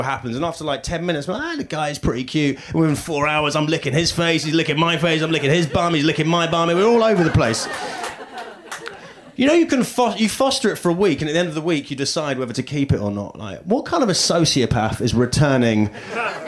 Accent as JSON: {"language": "English", "country": "United Kingdom", "moved": "as an adult", "lives_now": "United States", "said": "I'm British"}